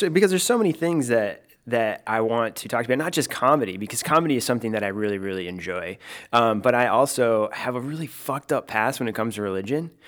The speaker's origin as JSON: {"language": "English", "region": "Michigan", "country": "United States", "tie": "born or raised there", "said": "I grew up in Michigan, uh, small town"}